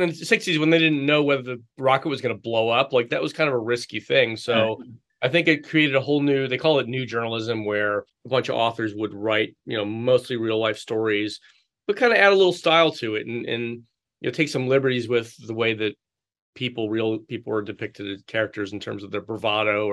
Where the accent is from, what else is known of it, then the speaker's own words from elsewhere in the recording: Philadelphia, Pennsylvania, United States; now in Chicago, United States; I grew up in the Philadelphia area